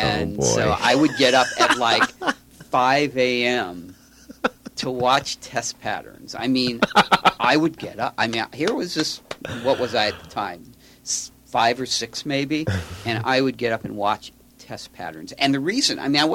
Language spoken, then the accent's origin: English; Los Angeles, California, United States; Born and raised in Los Angeles